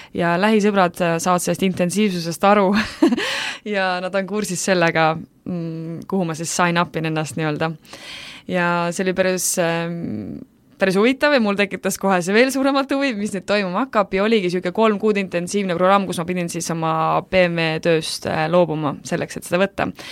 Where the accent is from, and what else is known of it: Estonia